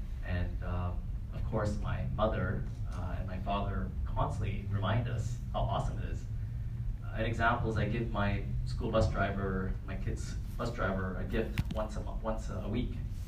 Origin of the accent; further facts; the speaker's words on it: Canada; So I'm from Canada, where it's like sick amount of snow and cold.